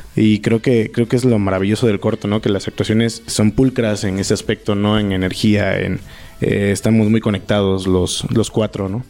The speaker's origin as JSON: {"language": "Spanish", "area": "Papaloapan basin", "region": "Veracruz", "country": "Mexico", "tie": "born or raised there", "also_born_or_lived": "Puebla", "moved": "yes", "said": "Yo soy de Veracruz y donde se filmó el cortometraje es este la región de la cuenca del Papaloapan, de donde yo soy originario"}